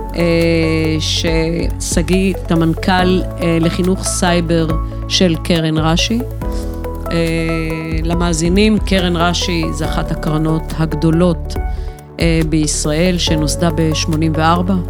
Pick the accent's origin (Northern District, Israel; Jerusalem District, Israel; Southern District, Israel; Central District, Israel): Southern District, Israel; Beersheba; גדלתי, גדלתי בבאר שבע, בשכונה ד'